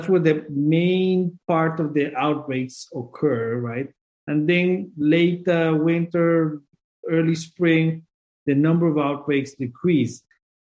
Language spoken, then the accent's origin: English; Colombia; moved away as an adult; also born or lived in Guelph, Canada; now in Minnesota, United States; I'm originally from Colombia.